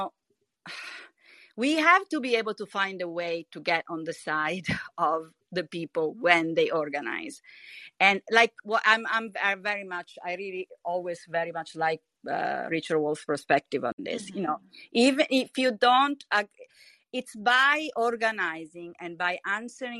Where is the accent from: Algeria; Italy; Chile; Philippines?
Italy; I'm from Italy